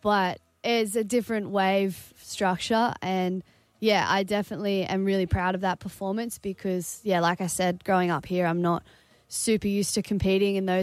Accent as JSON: {"language": "English", "area": "Sunshine Coast", "region": "Queensland", "country": "Australia", "said": "I come from the Sunshine Coast, where we don't get many big waves"}